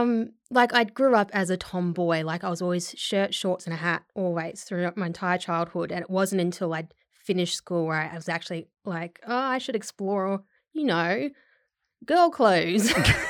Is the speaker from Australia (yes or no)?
yes; Australia; So it's also got my accent comes from a lot of different places in Australia as well.